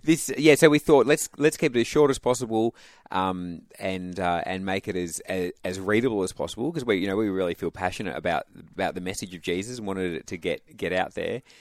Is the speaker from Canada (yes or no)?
no; Perth, Western Australia, Australia; I'm from Perth, went to state schools, but was from a Christian family